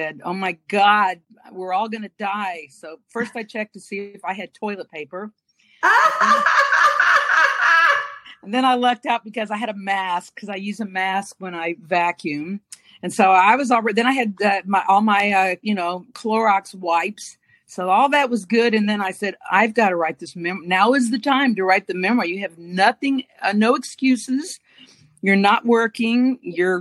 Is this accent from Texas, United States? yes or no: yes; Dallas, Texas, United States; From Dallas, born and raised in Dallas. Grew up here